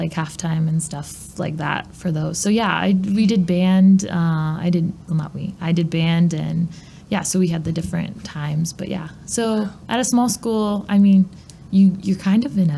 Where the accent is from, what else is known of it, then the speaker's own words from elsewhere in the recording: Saybrook, Illinois, United States; I grew up in Saybrook, so it's a little town between Bloomington and Champaign